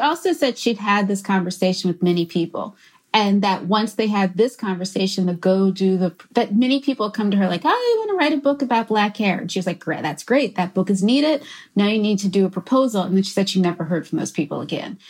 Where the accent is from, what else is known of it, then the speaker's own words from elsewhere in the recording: Philadelphia, Pennsylvania, United States; also born or lived in Brooklyn; I am from Philadelphia